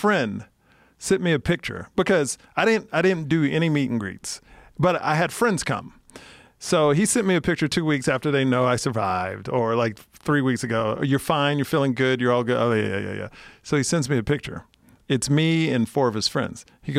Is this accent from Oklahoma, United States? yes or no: no; Texas, United States; And I'm from Texas.